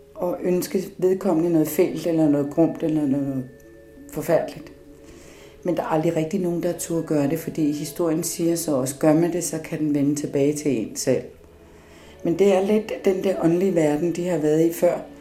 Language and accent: Danish; Copenhagen, Capital Region of Denmark, Denmark; also born or lived in Upernavik, Greenland / Thule, Greenland; Jeg voksede op i Danmark øh, og ynder at sige noget så dansk som mit kolonihavehus ude på Amager. Sådan noget helårsbeboelse, der er jeg vokset op